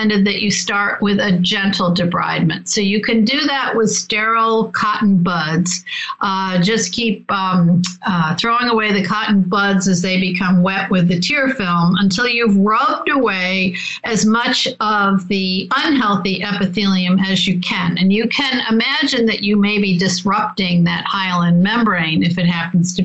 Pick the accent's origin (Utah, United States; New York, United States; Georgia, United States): New York, United States; Rochester; I'm from Rochester, New York